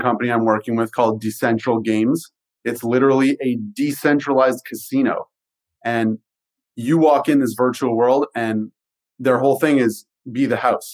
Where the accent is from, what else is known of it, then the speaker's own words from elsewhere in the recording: Canada; i am Canadian